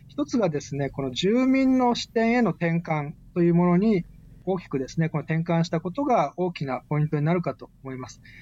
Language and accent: Japanese; Okinawa, Japan; 戦後の私たち沖縄県民